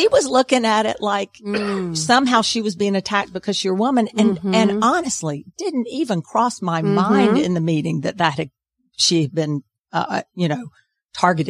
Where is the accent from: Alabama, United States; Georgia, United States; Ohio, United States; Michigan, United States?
Georgia, United States; Macon; I grew up in Macon, Georgia